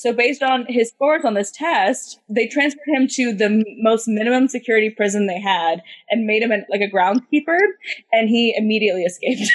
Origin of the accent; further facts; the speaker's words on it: United States; as an American